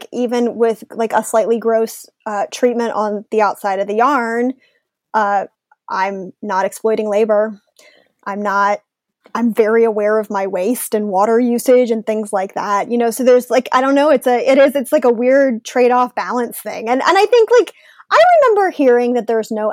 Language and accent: English; Chicago, Illinois, United States; now in Atlanta, United States; I grew up in Chicago and I live in Atlanta.